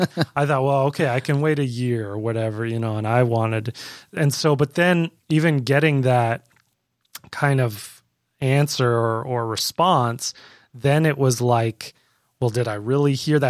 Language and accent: English; Canada; moved away as an adult; now in Florida, United States; I'm originally from Canada